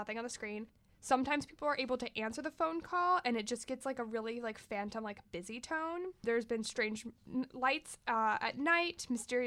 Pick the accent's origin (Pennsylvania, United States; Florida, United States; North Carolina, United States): Florida, United States; I was born in Florida